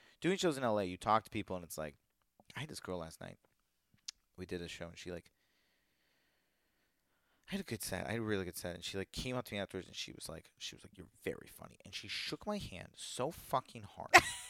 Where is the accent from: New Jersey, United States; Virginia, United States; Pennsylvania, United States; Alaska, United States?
Virginia, United States; maybe it's because I grew up in Virginia in an area where that was who they are.